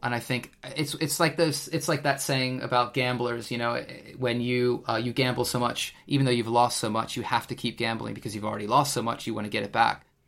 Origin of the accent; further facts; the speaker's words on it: United States; also born or lived in England; now in United Kingdom; being an American myself